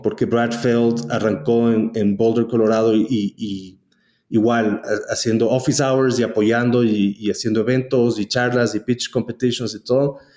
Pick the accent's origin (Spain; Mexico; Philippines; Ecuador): Ecuador; also born or lived in United States / El Salvador / San Francisco; vinimos al Ecuador y me crié aquí.